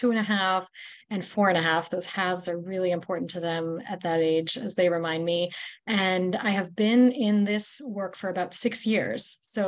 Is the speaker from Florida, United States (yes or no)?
yes; Florida, United States; really deepening my roots in my hometown in Florida